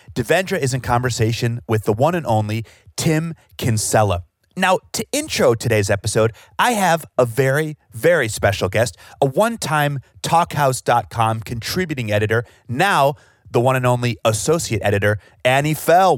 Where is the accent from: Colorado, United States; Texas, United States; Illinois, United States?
Illinois, United States; Chicago; growing up in Chicago